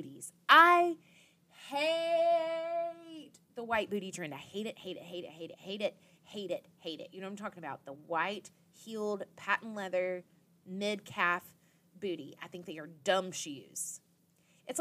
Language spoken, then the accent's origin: English; Dothan, Alabama, United States; moved away; I'm from the very southeastern corner of Alabama in Dothan